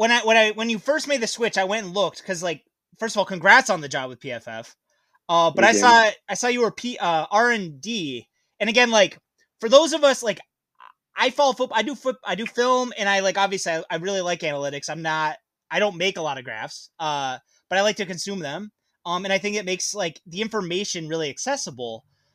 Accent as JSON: {"language": "English", "region": "Michigan", "country": "United States", "said": "I'm actually from Michigan."}